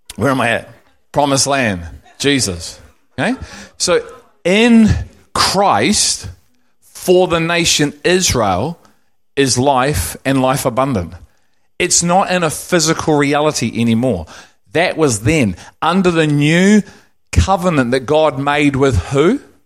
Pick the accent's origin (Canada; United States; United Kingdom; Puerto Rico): United Kingdom; England; now in New Zealand; I'm English